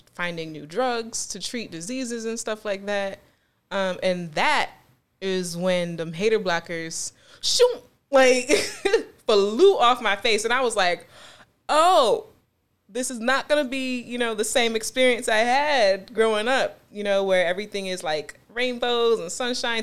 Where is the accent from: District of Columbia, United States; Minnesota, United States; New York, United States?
New York, United States; Buffalo; also born or lived in Greensboro, North Carolina / Charlotte, North Carolina / Williamsville, New York; I was born here in Buffalo, New York, and I was partially raised here. Um, I also spent some time in Greensboro and Charlotte, North Carolina